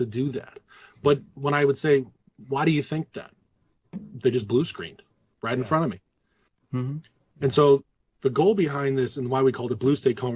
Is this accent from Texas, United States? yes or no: no; Massachusetts, United States; we both of us grew up in blue states, heavily blue states. I'm from Massachusetts